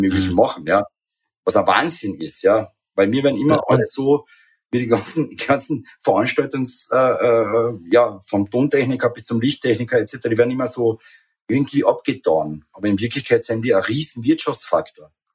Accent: Carinthia, Austria; bei uns in Kärnten

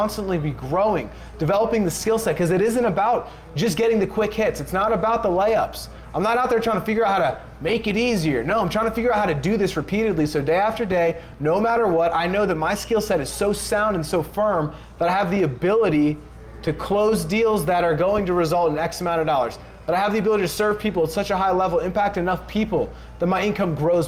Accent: Pennsylvania, United States

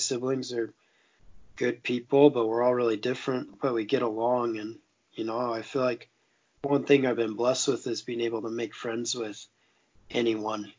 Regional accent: Montana, United States; I grew up in Montana and lived there my whole life.

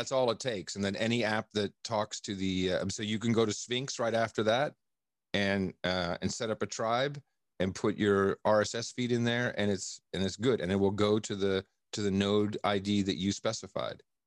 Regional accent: Amsterdam, North Holland, Netherlands; I grew up in Amsterdam

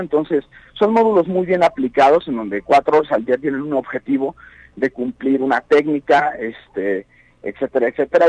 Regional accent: Guanajuato, Mexico; yo soy de Guanajuato pero sin embargo trabajo en muchísimos estados de la República

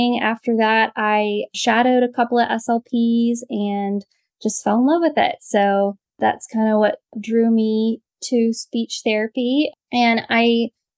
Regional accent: Mechanicsville, Virginia, United States; I'm from Mechanicsville, Virginia, which is just outside Richmond

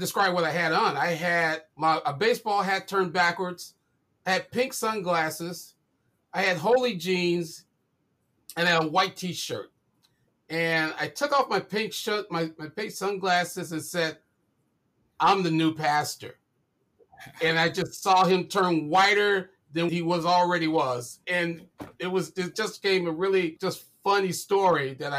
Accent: Chicago, Illinois, United States; moved away as an adult; also born or lived in Paterson, New Jersey; now in Grand Rapids, United States; I grew up in Chicago, on the Chicago West Side.

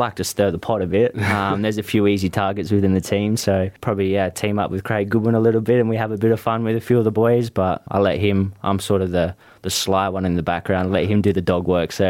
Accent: McLaren Vale, South Australia, Australia; I grew up in McLaren Vale.

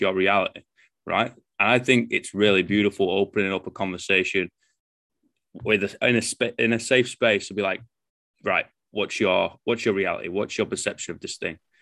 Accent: England, United Kingdom; now in New Zealand; I'm English

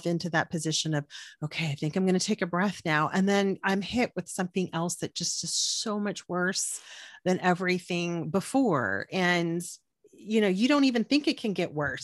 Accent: Corpus Christi, Texas, United States; I'm from Corpus Christi, which is 350,000 people

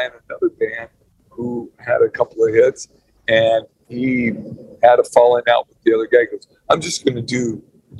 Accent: California, United States; I'm a Californian

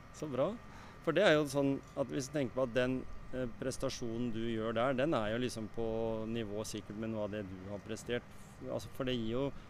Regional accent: Skien, Telemark, Norway; Jeg er fra Skien

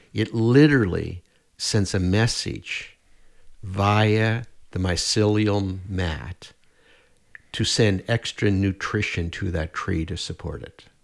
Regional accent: Nova Scotia, Canada; also born or lived in Prince Edward Island; now in Edmonton, Canada; I grew up in Nova Scotia.

